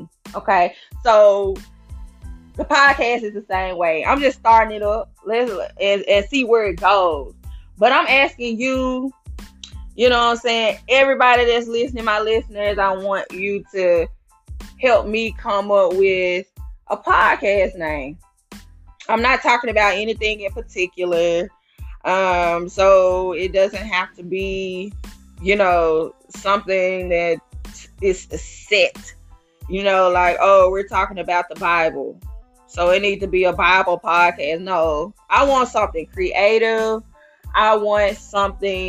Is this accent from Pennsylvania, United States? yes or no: no; Memphis, Tennessee, United States; moved away as an adult; now in Nashville, United States; I am from Memphis, Tennessee. I moved to Nashville in 2015.